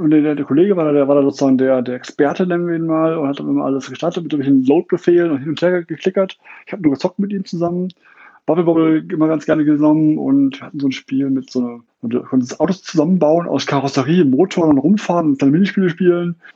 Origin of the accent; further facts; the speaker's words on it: Essen, North Rhine-Westphalia, Germany; born there; now in Munich, Germany; Ich bin aus Essen gebürtig und lebe jetzt seit 12, fast 13 Jahren um das schöne München herum.